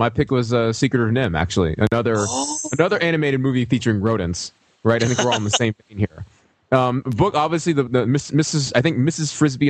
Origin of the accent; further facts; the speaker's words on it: Alabama, United States; I did grow up in Alabama, and I am Asian American.